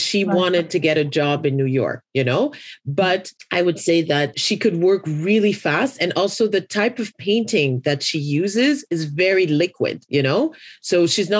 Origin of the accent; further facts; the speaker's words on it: Haiti; I come from Haiti